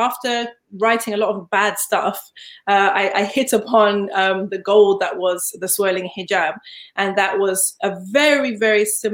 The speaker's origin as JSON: {"language": "English", "country": "Zimbabwe", "tie": "born or raised there", "also_born_or_lived": "Leeds, England", "moved": "yes", "said": "I was born in Leeds, but I grew up in Zimbabwe"}